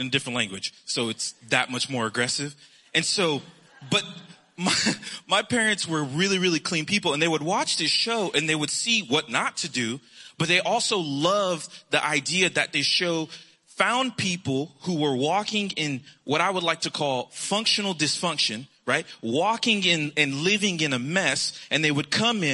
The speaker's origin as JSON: {"language": "English", "region": "South Florida", "country": "United States", "tie": "born or raised there", "moved": "yes", "said": "growing up in South Florida"}